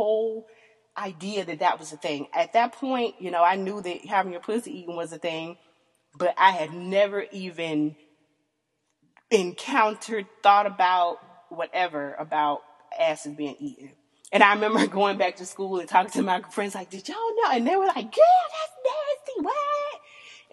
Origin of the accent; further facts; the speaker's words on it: the South, United States; I am born and raised in the South, country girl